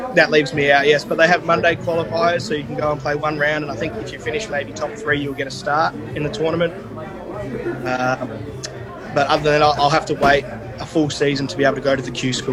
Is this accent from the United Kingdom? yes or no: no; Perth, Western Australia, Australia; I was born in Perth, Western Australia.